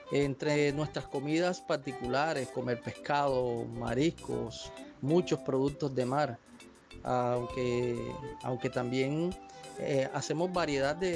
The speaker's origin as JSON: {"language": "Spanish", "town": "Cartagena", "region": "Bolívar", "country": "Colombia", "said": "Somos alegres, entrovestidos, para adelante nos gusta mamar gallo, eh, como buenos costeños que somos. Dicen algunos que nos caracterizamos por ser flojos, por ser perezosos, pero la realidad es otra. Eh, somos una raza pujante, luchadora y echada para adelante. Como buenos cartageneros"}